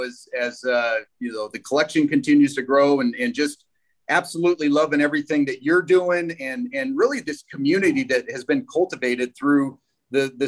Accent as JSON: {"language": "English", "area": "San Francisco Bay Area", "region": "California", "country": "United States", "tie": "born or raised there", "said": "I grew up in the San Francisco Bay Area"}